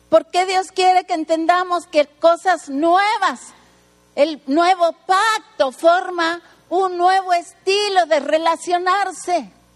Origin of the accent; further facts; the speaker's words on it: Mexico City, Mexico; now in Tijuana, Mexico; Nací en el DF